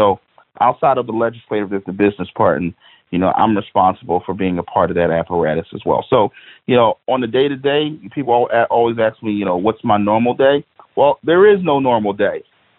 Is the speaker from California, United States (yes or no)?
no; Philadelphia, Pennsylvania, United States; You got to understand, I'm from Philadelphia. I represent a district in Philadelphia County.